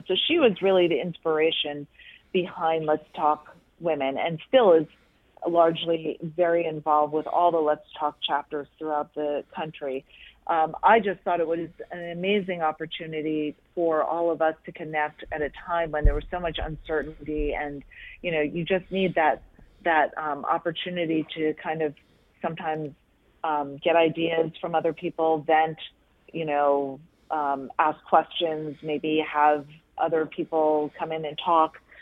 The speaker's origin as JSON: {"language": "English", "area": "Monmouth County", "region": "New Jersey", "country": "United States", "tie": "born or raised there", "moved": "as an adult", "lives_now": "Philadelphia, United States", "said": "my hometown in Monmouth County, New Jersey"}